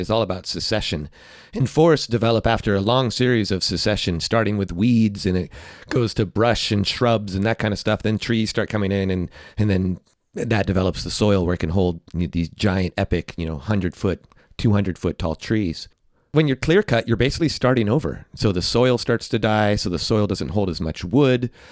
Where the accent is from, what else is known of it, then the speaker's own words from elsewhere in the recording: California, United States; also born or lived in New York City; I grew up in California